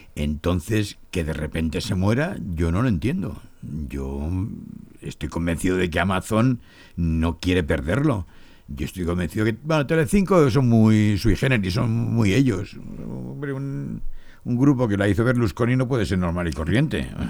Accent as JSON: {"language": "Spanish", "town": "Torrevieja", "region": "Valencian Community", "country": "Spain", "tie": "born or raised there", "also_born_or_lived": "Barcelona", "moved": "yes", "said": "Yo soy de Torrevieja, mi familia es de Torrevieja, yo soy de Torrevieja, nací en Torrevieja."}